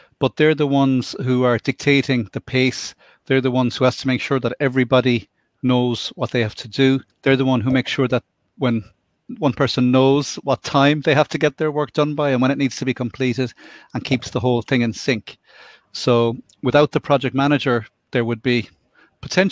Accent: Limerick, Munster, Ireland; now in Cork, Ireland; I'm from Limerick, which is, and I live in Cork

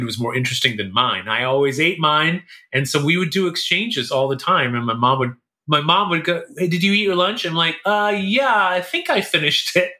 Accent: Kuala Lumpur, Malaysia; moved away; also born or lived in India; I was born in India. And then when I was 3 months old, I moved to Malaysia. My dad, I think, was already there and spent basically all my high school, like through kindergarten through 12, life in Kuala Lumpur, Malaysia

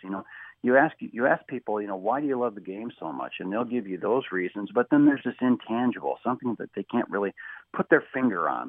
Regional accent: Kansas City, United States; I grew up in Kansas City, okay, so it's a non-traditional hockey town

